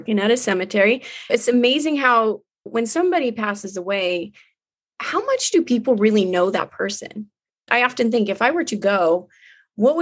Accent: Long Beach, California, United States; where I grew up in Long Beach.

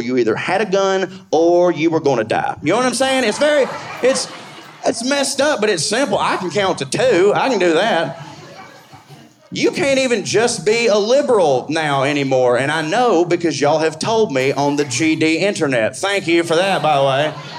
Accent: the South, United States; I'm from the South

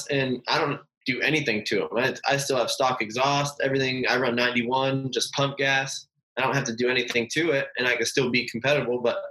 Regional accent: Lancaster, California, United States; I was born in Lancaster, California

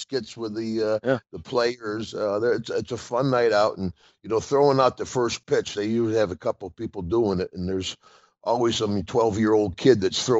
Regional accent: Glens Falls, New York, United States; moved away; I'm originally from Glens Falls

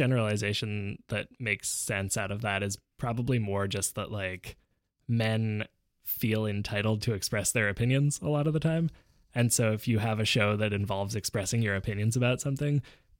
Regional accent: Vancouver, British Columbia, Canada; also born or lived in Montreal; I was born in Montreal, Quebec to a single mom. We very quickly moved out to Vancouver because she was trying to get away from my dad

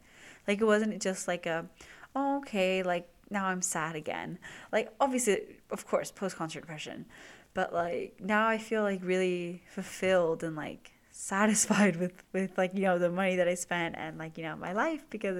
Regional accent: California, United States; we know we're the same age, we're both from SoCal

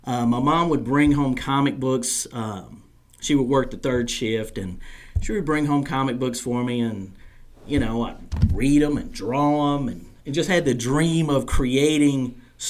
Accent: Startown, North Carolina, United States; where I was raised in Startown, North Carolina

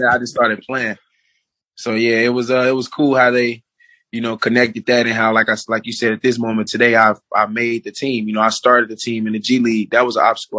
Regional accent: United States; to be in my home country playing

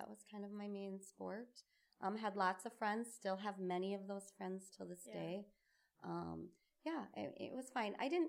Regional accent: Burnsville, Minnesota, United States; I grew up in Burnsville. I am the youngest of three. I had two older brothers, Billy and John. My parents moved around a lot.

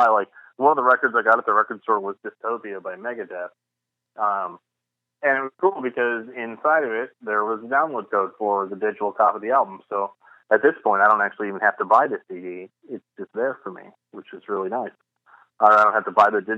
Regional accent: St. Louis, Missouri, United States; moved away; my hometown of St. Louis

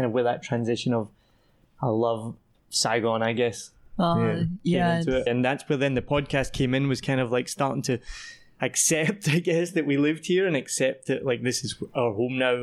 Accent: Scotland, United Kingdom; also born or lived in Wellington, New Zealand; now in Vietnam; I'm from Scotland.

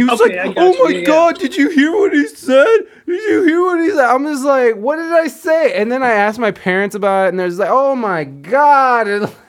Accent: Toledo, Ohio, United States; They'll be like, oh, you're from Toledo. Well, I'm from East Toledo.

